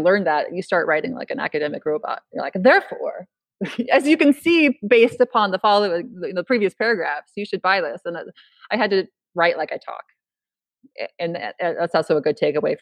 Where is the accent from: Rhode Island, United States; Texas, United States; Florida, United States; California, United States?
California, United States; also born or lived in Idaho; now in Boise, United States; I'm from California